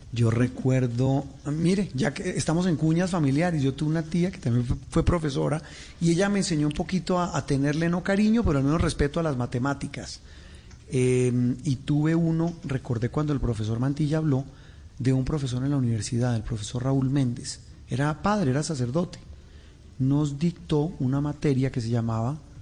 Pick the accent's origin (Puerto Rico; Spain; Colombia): Colombia; como colombianos